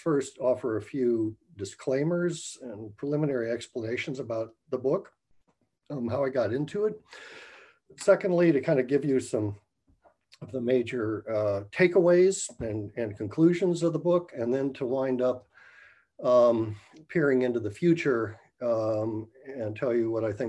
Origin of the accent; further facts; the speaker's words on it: United States; as an American